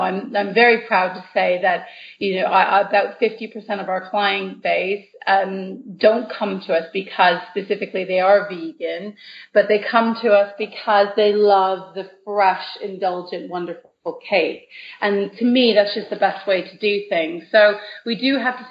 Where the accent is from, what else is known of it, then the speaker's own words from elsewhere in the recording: Canada; now in United Kingdom; I'm originally from Canada